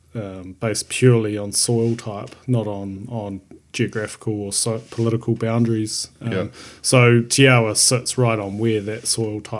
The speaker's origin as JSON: {"language": "English", "town": "Rotorua", "region": "Bay of Plenty", "country": "New Zealand", "tie": "born or raised there", "said": "I grew up in Rotorua, not really a wine growing region"}